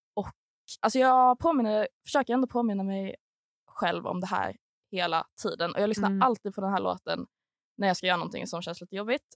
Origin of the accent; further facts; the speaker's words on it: Malmö, Skåne, Sweden; kommer från Malmö